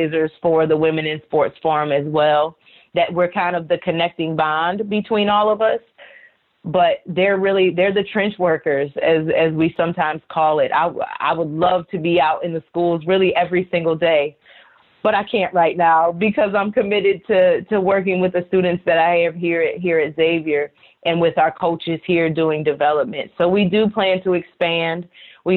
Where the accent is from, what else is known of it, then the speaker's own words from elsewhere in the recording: right outside of Detroit, Michigan, United States; moved away; I grew up right outside of Detroit, watching Detroit sports.